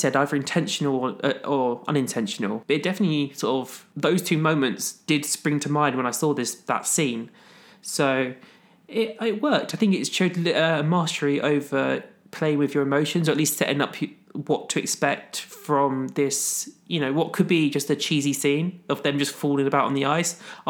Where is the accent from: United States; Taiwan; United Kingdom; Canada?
United States; Chicago, Illinois; Bitch, I'm from Chicago.